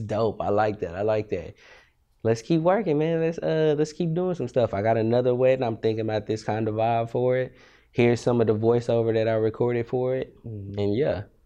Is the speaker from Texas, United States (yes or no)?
yes; Austin, Texas, United States; also born or lived in Amarillo, Texas / Beaumont, Texas; I'm from Austin. Uh, I was born in Amarillo, Texas, the Panhandle, where it snows in Texas, what I like to say. Um, I moved to Austin when I was probably three. stay there till I was eighteen